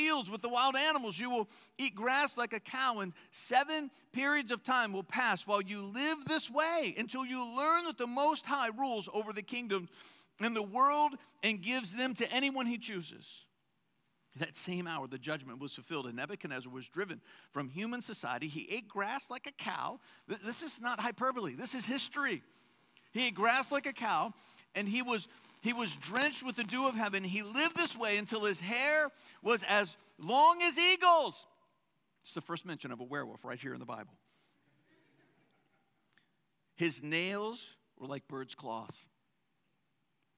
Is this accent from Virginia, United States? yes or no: yes; Verina, Virginia, United States; growing up in Verina as a country boy